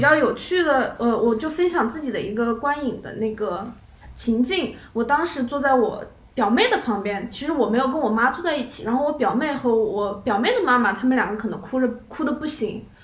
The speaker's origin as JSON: {"language": "Chinese", "region": "Hubei", "country": "China", "said": "我是某小厂的影视从业者，我也是一个湖北人"}